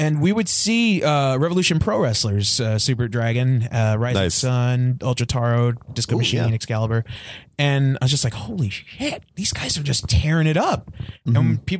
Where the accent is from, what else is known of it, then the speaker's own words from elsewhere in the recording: Bellflower, California, United States; I'm from California.